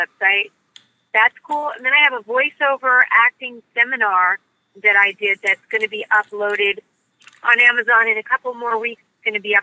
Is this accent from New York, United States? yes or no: no; Los Angeles, California, United States; When I grew up in Hollywood